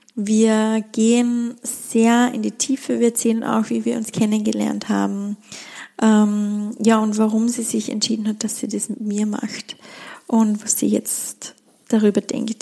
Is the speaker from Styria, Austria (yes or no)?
yes; Schladming, Styria, Austria; in Schlappming, in meiner Heimat stattfinden, in den Bergen, in der Steiermark, in Österreich